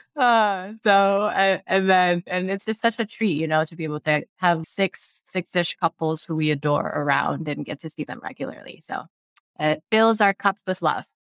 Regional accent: Sierra Leone; now in United States; I grew up in Sierra Leone, West Africa, and moved to the US

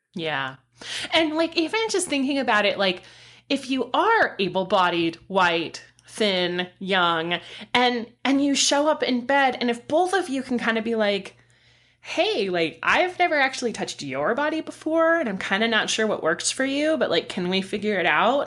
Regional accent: San Diego, California, United States; moved away; born and raised in San Diego

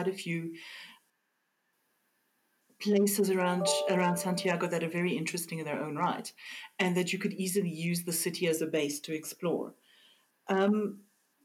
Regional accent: South Africa; As a South African

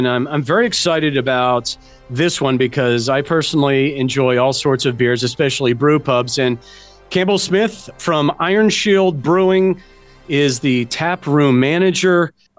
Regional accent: Germany; now in United States; You know, I grew up in Germany, but I wasn't old enough to drink.

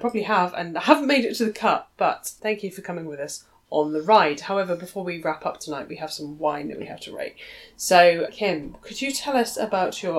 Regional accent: England, United Kingdom; as an English person, as a woman

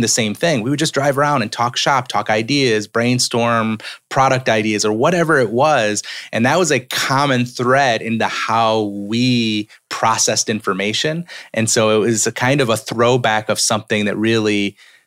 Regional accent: upstate New York, United States; moved away as an adult; now in Tennessee, United States; I was from New York, upstate New York is where I'm from.

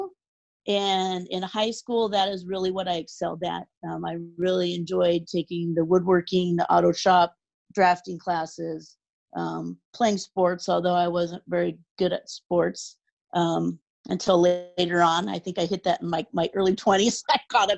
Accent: Spokane, Washington, United States; also born or lived in Denver; So I grew up in Spokane, Washington, pretty much almost my whole childhood. I lived in Denver before that. So about the age of three is when we moved to Spokane.

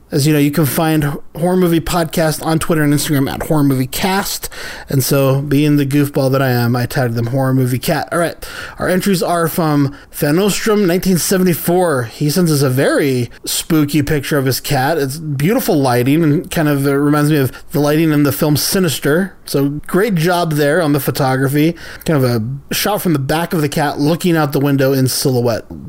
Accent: San Diego, California, United States; When I grew up in San Diego

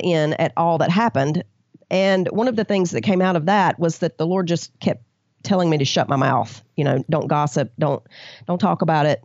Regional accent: the South, United States

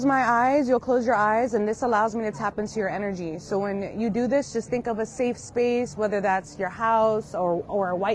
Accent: Long Island, New York, United States; I'm actually from Long Island

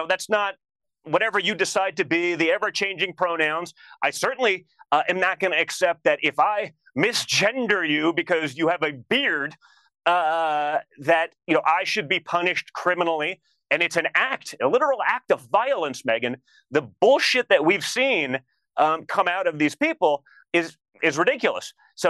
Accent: New York, United States; I grew up in New York.

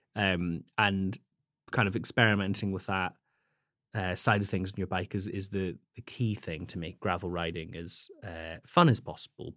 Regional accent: Scottish Highlands, Scotland, United Kingdom; moved away; I grew up in Scotland, uh, in the Highlands.

